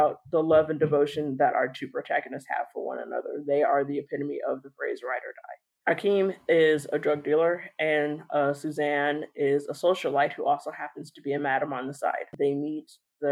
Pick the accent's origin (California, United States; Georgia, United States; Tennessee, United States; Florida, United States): California, United States; Los Angeles; I'm born and raised in Los Angeles